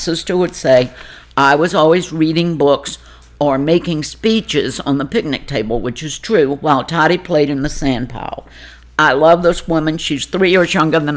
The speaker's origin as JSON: {"language": "English", "town": "Burkeville", "region": "Virginia", "country": "United States", "tie": "born or raised there", "also_born_or_lived": "Richmond, Virginia", "moved": "as an adult", "lives_now": "Ashland, United States", "said": "I was born in Richmond and then immediately taken to the farm in Burkeville, Virginia"}